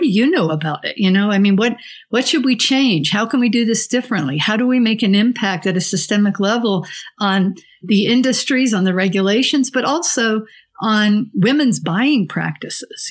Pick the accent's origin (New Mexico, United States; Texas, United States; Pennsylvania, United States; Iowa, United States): New Mexico, United States; Santa Fe; I'm from Santa Fe, New Mexico